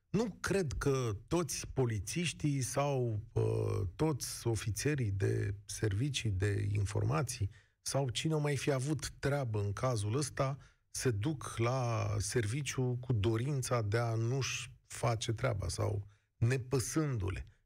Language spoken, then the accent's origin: Romanian; Brașov, Brașov County, Romania